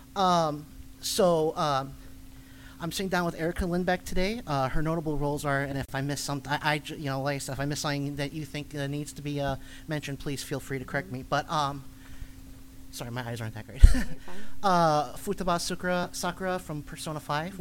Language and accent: English; Chicago, Illinois, United States; That used to be my home convention because I'm from Chicago.